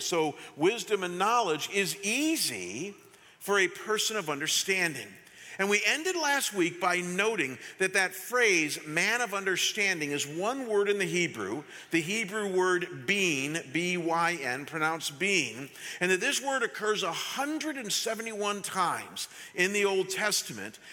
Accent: Chagrin Falls, Ohio, United States; I was living that summer in my hometown of Chagrin Falls, Ohio

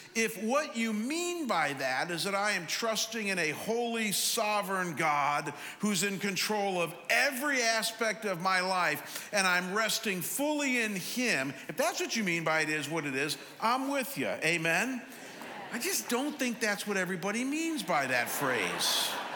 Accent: Cleveland, Ohio, United States; I'm from Cleveland, but I went to Chicago

